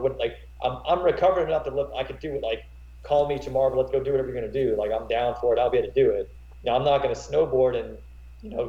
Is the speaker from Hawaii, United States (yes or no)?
no; Graham, North Carolina, United States; also born or lived in Florida / Elon, North Carolina; I grew up in Graham, North Carolina. Went to school and everything.